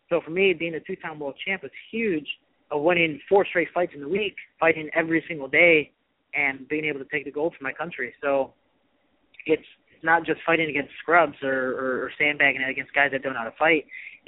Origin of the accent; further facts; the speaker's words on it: Chicago, Illinois, United States; moved away as an adult; also born or lived in Missouri; where I'm from Chicago